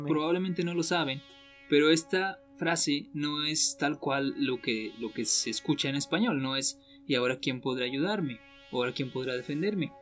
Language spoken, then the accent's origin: Spanish; Mexico